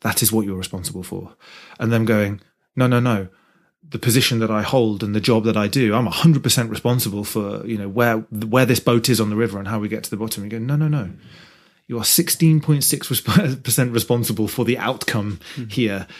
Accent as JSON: {"language": "English", "region": "Midlands", "country": "United Kingdom", "said": "I'm from the Midlands area"}